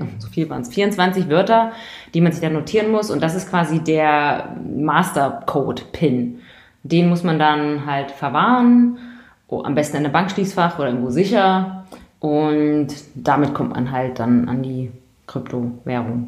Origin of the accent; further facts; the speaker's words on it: East Germany, Germany; now in Munich, Germany; ich komme aus Ostdeutschland. Ich komme aus den neuen Bundesländern.